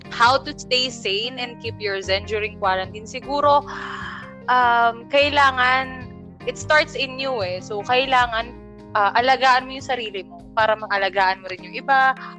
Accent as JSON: {"language": "Tagalog", "area": "Rizal", "region": "Calabarzon", "country": "Philippines", "said": "taga Rizal kami"}